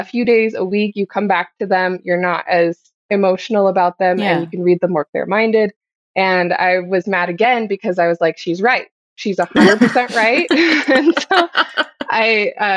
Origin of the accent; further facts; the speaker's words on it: Ohio, United States; moved away; I grew up in Ohio